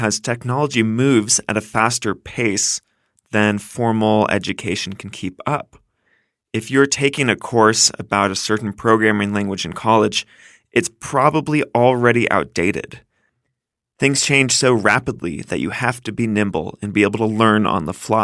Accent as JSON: {"language": "English", "region": "Northern California", "country": "United States", "tie": "born or raised there", "said": "I grew up in Northern California."}